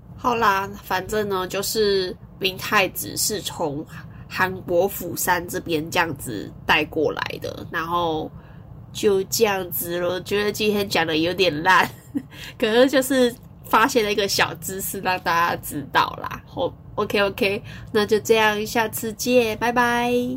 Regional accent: Taiwan; 我们台湾人

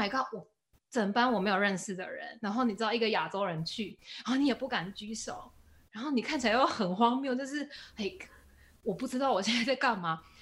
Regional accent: Taiwan; moved away; 我是 from Taiwan

